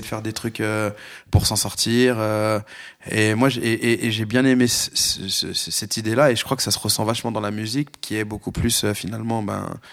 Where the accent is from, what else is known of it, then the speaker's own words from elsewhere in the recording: Lyon, Auvergne-Rhône-Alpes, France; j'ai grandi à Lyon